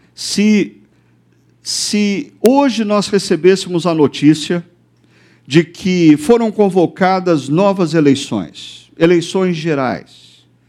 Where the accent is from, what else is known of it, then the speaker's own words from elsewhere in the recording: Brazil; nós brasileiros